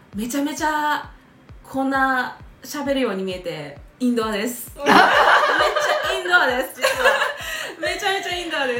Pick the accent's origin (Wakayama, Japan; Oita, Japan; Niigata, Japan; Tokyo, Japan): Wakayama, Japan; 和歌山っていう地で生まれ育って、すごく和歌山の中でも、まあ、有田みかんが有名な地域であの生活